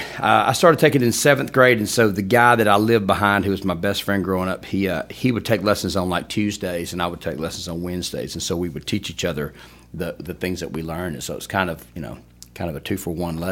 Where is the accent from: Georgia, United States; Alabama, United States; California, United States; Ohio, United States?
Alabama, United States; Opelika; also born or lived in Tuscaloosa; Born and raised in Opelika